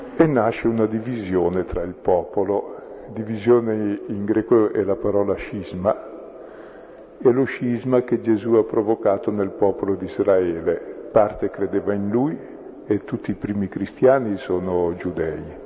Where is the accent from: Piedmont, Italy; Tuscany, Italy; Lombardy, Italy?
Lombardy, Italy; Brescia; io sono di Brescia